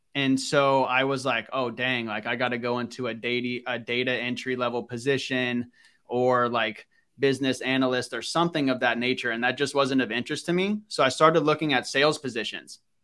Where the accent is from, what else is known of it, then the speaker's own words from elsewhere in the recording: Northern Virginia, United States; I grew up in Northern Virginia